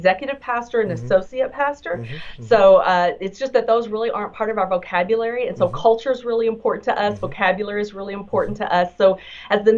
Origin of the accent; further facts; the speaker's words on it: Texas, United States; So I hope that your viewers will bear with my accent. I am a native Texan.